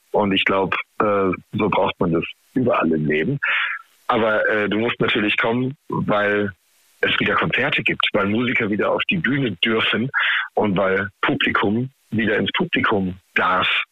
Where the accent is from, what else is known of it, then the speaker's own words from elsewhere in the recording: Heidelberg, Baden-Württemberg, Germany; ich natürlich als Heidelberger äh, Baujahr 85 mit den Söhnen aufgewachsen bin. Ne? Also hier im Rhein-Neckar-Delta